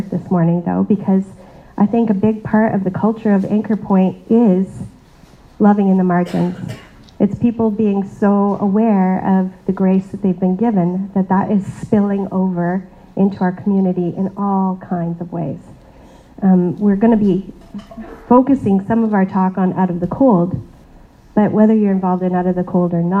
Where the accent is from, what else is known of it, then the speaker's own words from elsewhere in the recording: Canada; I was born in Canada. I have the privilege of being born in a pretty affluent country